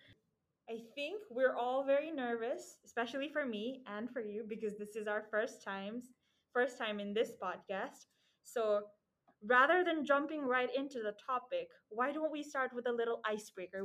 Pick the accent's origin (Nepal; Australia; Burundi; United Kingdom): Nepal; now in Japan; I am from Nepal